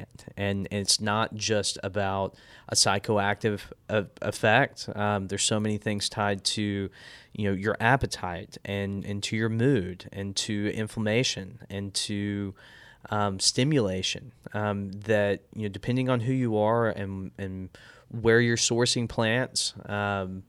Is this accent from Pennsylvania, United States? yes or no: no; Brady, Texas, United States; I grew up in Brady, Texas